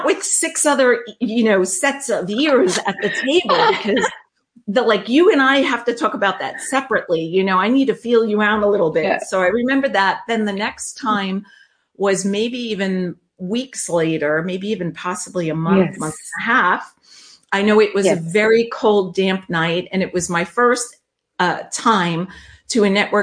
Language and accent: English; New York, United States; accent: New York truck driving accent; I am from New York